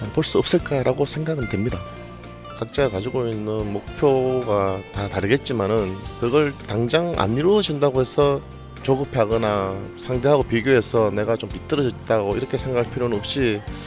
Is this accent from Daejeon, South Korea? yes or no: no; Daegu, South Korea; 대구에서 온